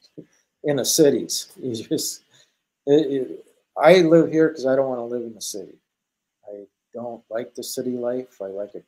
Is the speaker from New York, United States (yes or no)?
no; International Falls, Minnesota, United States; moved away as an adult; now in Tok, Alaska, United States; I'm from Minnesota. So Minnesota, right at the border of Minnesota and International Falls